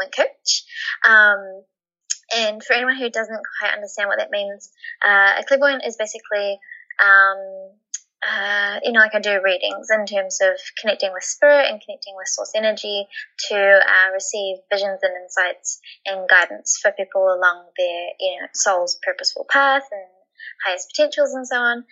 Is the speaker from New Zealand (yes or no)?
yes; New Zealand; moved away as an adult; now in Australia; by 18, I moved from New Zealand to Australia with my partner